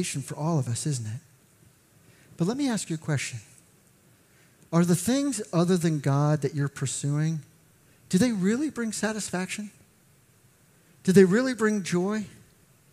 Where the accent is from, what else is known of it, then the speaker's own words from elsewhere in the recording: McLean, Virginia, United States; I grew up in McLean